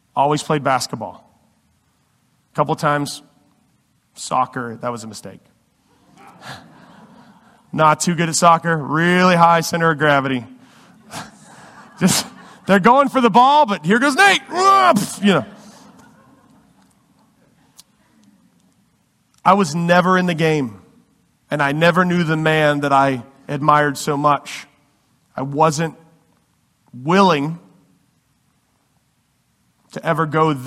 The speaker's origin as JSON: {"language": "English", "region": "Virginia", "country": "United States", "tie": "born or raised there", "said": "I grew up in Virginia, and we don't have any baseball teams"}